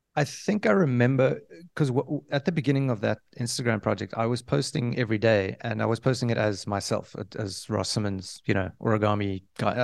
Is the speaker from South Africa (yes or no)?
yes; South Africa; I come from Africa, I consider myself an African